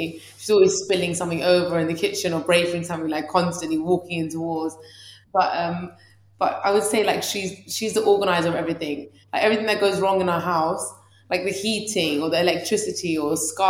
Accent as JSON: {"language": "English", "region": "England", "country": "United Kingdom", "tie": "born or raised there", "said": "even though I was born in England, it's very weird. I'd say I'm Iranian if someone asks me where I'm from, but culturally, I'm a lot more similar to English people. That's because I was born and raised here."}